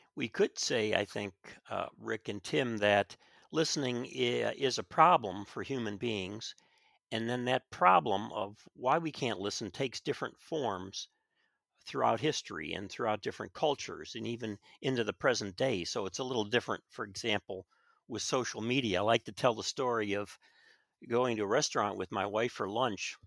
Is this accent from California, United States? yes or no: no; Chicago, Illinois, United States; I grew up in Chicago